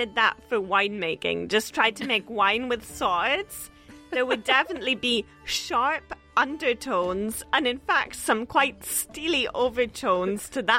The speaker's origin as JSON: {"language": "English", "area": "the Highlands", "region": "Scotland", "country": "United Kingdom", "tie": "born or raised there", "said": "Growing up in the Highlands"}